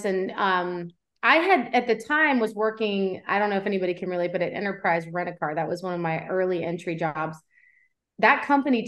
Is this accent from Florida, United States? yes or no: no; Cincinnati, Ohio, United States; moved away as an adult; now in Tennessee, United States; I'm not originally from Tennessee. I was born and raised in Cincinnati, Ohio. So I'm a Midwestern girl at heart